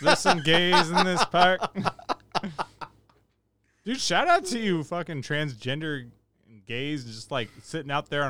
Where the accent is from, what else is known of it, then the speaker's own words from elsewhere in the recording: Rio Linda, California, United States; I grew up in Rio Linda.